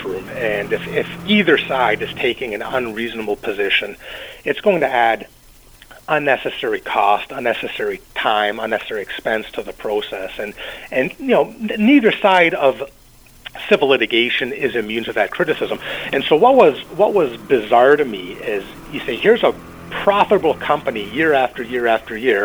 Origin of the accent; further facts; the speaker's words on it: British Columbia, Canada; me as a British Columbian